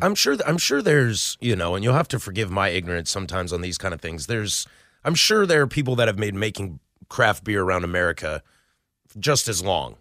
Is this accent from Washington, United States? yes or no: yes; Vancouver, Washington, United States; now in Portland, United States; I am kind of born and raised in the Pacific Northwest. I grew up in Vancouver, went away to Wazoo